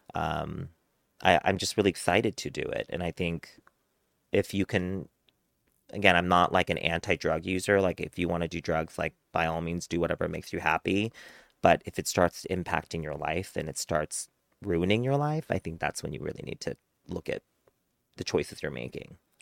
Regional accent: United States; being Korean American, growing up in a white community

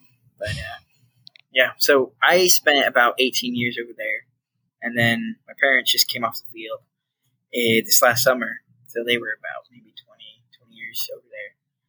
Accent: Ghana; My parents were called to be missionaries to Ghana, West Africa. And so that's where I grew up. I grew up in Africa, and it was exciting.

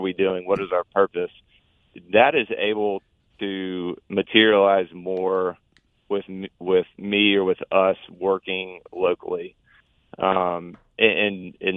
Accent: Nashville, Tennessee, United States; moved away as an adult; also born or lived in Auburn, Alabama; I grew up in the Nashville-Franklin area.

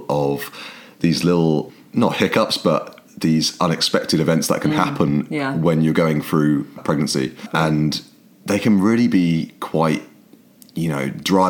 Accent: England, United Kingdom; But the problem is Kate's Irish and I'm English.

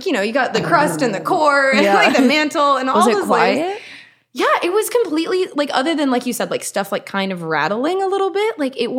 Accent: Arlington, Texas, United States; moved away; I grew up outside of Dallas. It's Arlington, Texas.

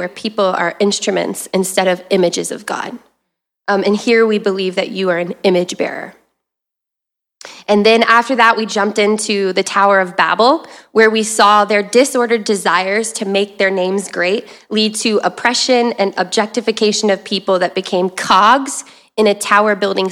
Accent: the South, United States; if you heard the y'all, I'm from the South

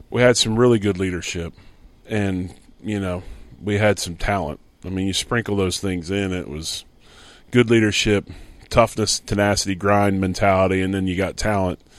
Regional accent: Philadelphia, Pennsylvania, United States; He does his homework and knows I'm from Philly, right? He's got a Philly, he's got two Philly cheesesteaks on his desk

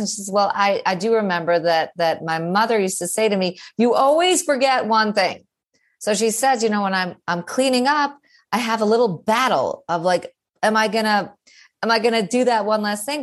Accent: New York City, New York, United States; I'm clearly a New Yorker

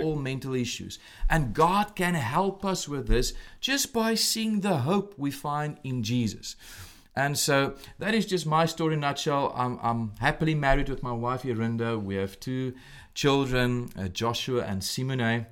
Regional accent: South Africa; moved away as an adult; now in Williamsport, United States; I'm originally from South Africa

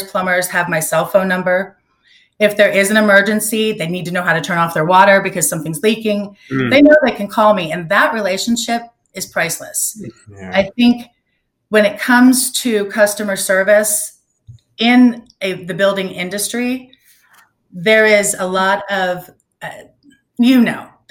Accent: Orlando, Florida, United States; moved away as an adult; now in Naples, United States; I grew up in Orlando and had moved here for work

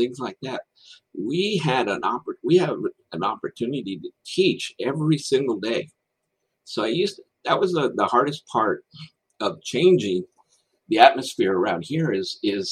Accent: Texas, United States; I was born and raised in Texas

